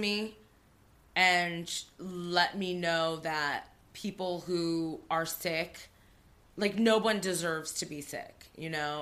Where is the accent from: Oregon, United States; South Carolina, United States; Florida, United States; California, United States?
California, United States; Torrance; I grew up in Torrance